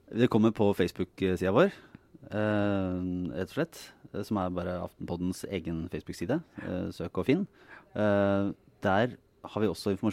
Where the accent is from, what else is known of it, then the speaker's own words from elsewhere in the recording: Bergen, Vestland, Norway; Den harde, harde bergensmiljøet. Jeg sto på et busskur der jeg vokste opp.